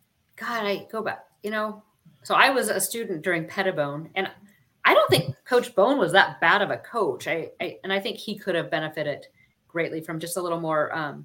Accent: Oregon, United States; I grew up surfing in Oregon

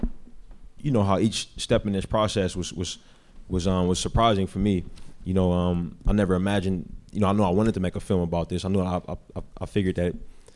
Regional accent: Bay Area, California, United States; I'm from the Bay Area. I was born and raised there, been there my whole life

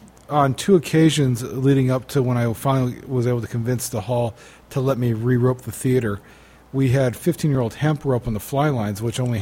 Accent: United States; I'm American.

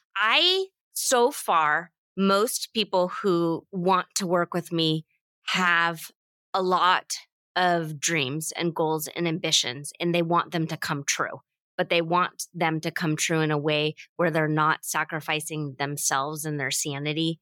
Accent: United States; we have always had this bit of a anti-colonialism pioneer drive to being American

